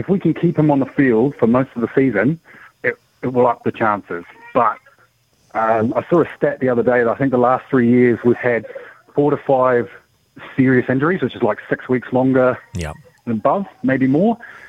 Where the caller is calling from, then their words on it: Te Awamutu, Waikato, New Zealand; Te Awa Muna, mate.